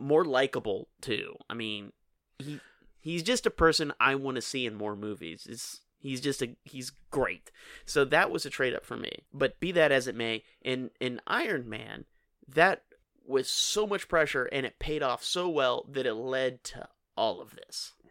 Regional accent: Kenner, Louisiana, United States; I grew up in Kenner

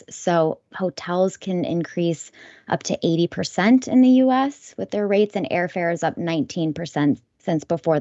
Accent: California, United States; explored California, my home state.

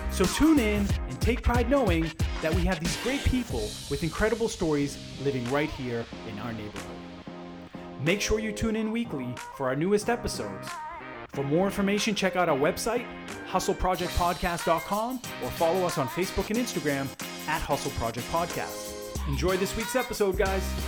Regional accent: Lynn, Massachusetts, United States; I'm from Lynn originally

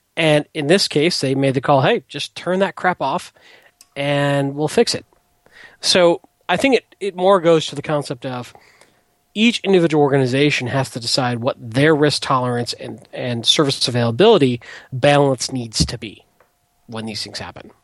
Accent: Detroit, Michigan, United States; moved away; I grew up in Detroit, and you know my dad worked for the auto companies, and you know union is everything up there

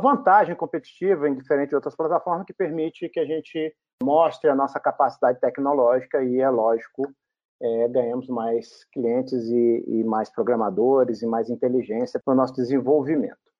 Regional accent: Brazil; como brasileiro

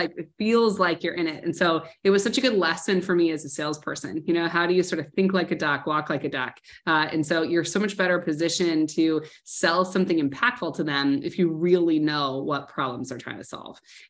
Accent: Nebraska, United States; moved away; I'm from Nebraska.

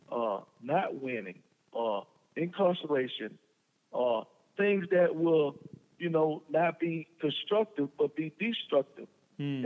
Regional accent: Prichard, Alabama, United States; we grew up in a little small city in Mobile, Alabama, called Pritchard, Alabama

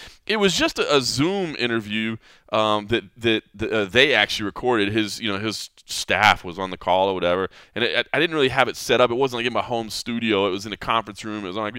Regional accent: Texas, United States; I grew up in Texas

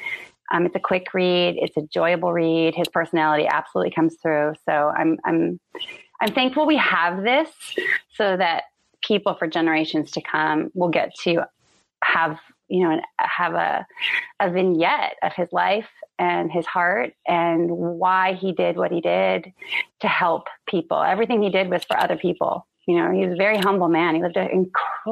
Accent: San Diego, California, United States; born or raised there

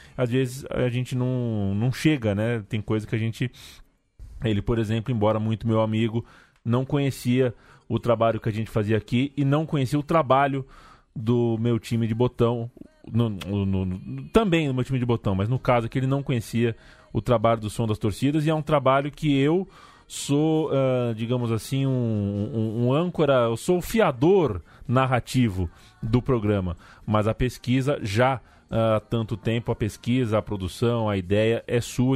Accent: Brazil; sou brasileiro.

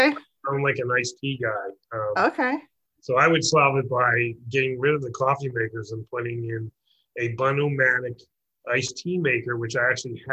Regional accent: Florida, United States; also born or lived in Tampa; now in Los Angeles, United States; I grew up in Florida.

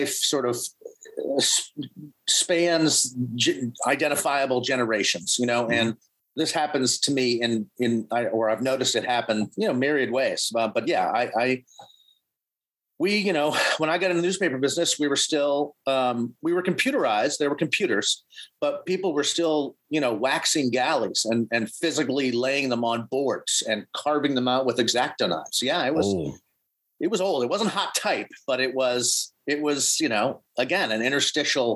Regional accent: Boston, Massachusetts, United States; moved away as an adult; also born or lived in Maine; I grew up in Boston

